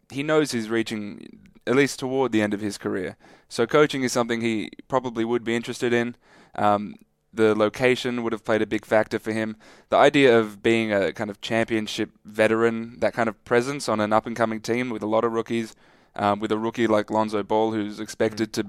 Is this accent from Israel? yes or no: no; Australia; as an Australian